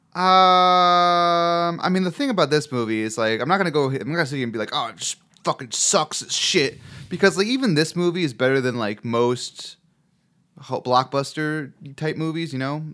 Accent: Chicago, Illinois, United States; accent: Chicago; my Chicago accent

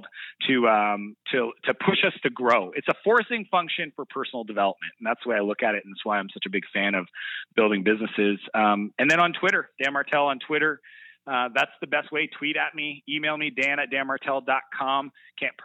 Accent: Canada; I'm very proud to be Canadian

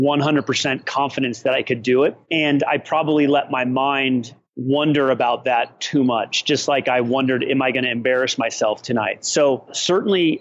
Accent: Peoria, Illinois, United States; I was born in Peoria, Illinois

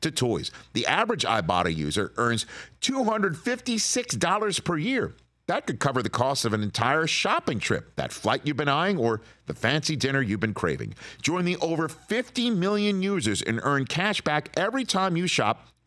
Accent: New York City, New York, United States; moved away; I'm still a native New Yorker

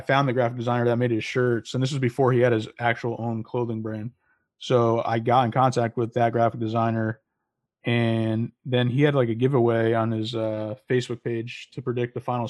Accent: West Haven, Connecticut, United States; Yeah, so I'm from originally from West Haven, Connecticut, born and raised. Then I went to Sacred Heart, as you mentioned. So another Connecticut connection.

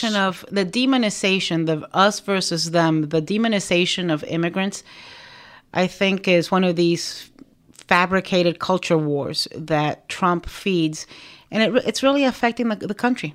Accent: Miami, Florida, United States; also born or lived in Nicaragua; I, um, settled in Miami and I grew up in Miami

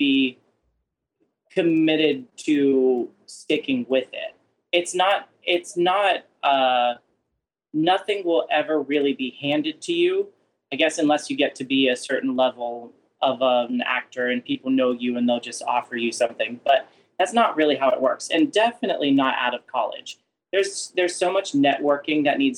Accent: Pittsburgh, Pennsylvania, United States; moved away; also born or lived in Winchester, Virginia; my parents, growing up, they would take us to the Benenum Center to see musicals in Pittsburgh. So I grew up going to see theater

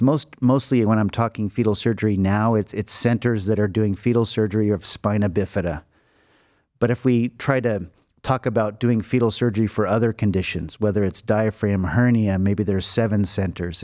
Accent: Los Angeles, California, United States; moved away as an adult; now in Cleveland, United States; I grew up in Los Angeles.

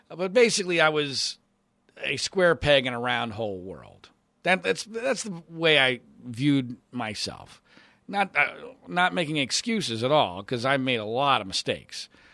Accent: Philadelphia, Pennsylvania, United States; in Philadelphia, my hometown

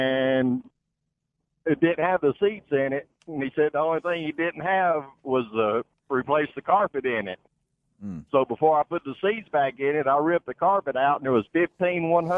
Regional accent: Birmingham, Alabama, United States; I'm from Birmingham, but I'm traveling right now.

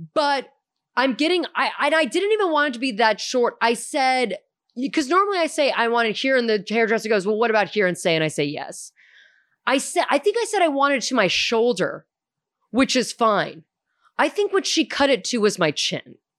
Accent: Houston, Texas, United States; also born or lived in St. Louis, Missouri; growing up in Hume and Houston

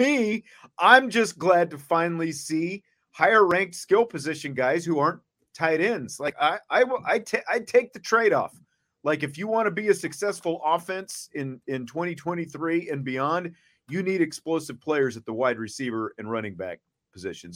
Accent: Salina, Kansas, United States; my hometown Salina is about is a little more than an hour north of Wichita.

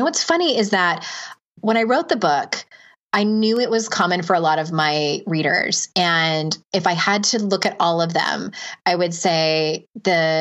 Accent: San Diego, California, United States; Diego, my hometown

